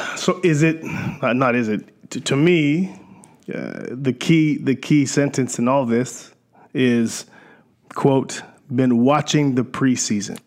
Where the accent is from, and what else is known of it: Canada